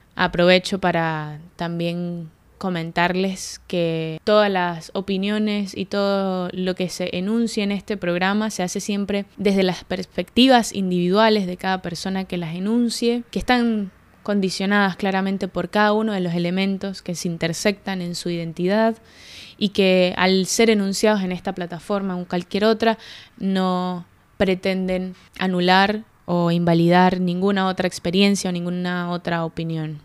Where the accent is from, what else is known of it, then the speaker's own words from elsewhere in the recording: Mérida, Venezuela; moved away as an adult; now in Buenos Aires, Argentina; Yo soy de Mérida, Venezuela, nací hace veintiséis años y tengo cinco años viviendo en Argentina.